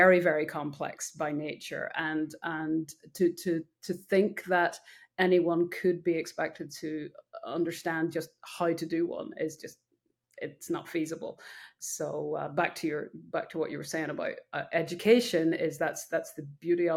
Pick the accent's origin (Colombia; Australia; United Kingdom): United Kingdom; Northern Ireland; now in United States; I was born in Ireland, raised on a farm, came over to the US when I was in my, very young.